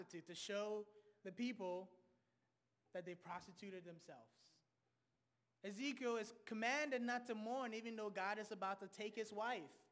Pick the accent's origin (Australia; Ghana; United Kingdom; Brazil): Ghana; moved away; I'm originally from Ghana